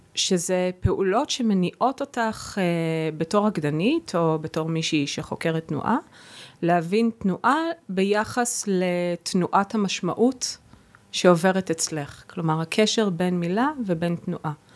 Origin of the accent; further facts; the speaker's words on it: Israel; first language Hebrew; moved away as an adult; also born or lived in Boston / New York / Berlin; שפת האם שלי זו עברית